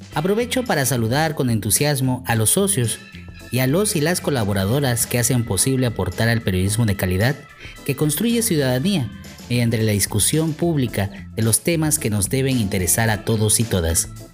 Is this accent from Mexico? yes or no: yes; Chico, Chiapas, Mexico; also born or lived in Tuxtla Gutiérrez, Chiapas; Nací en Chico, Chiapas, a mitad de la década de los 80 del siglo pasado